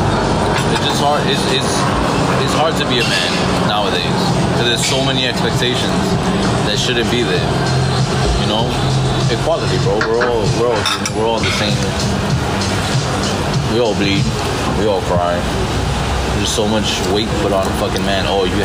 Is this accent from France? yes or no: yes; France; No, it's okay. I'm from France.